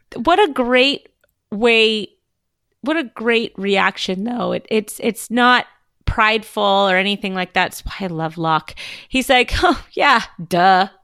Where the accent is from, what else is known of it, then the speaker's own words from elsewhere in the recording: Southern California, United States; I am from Southern California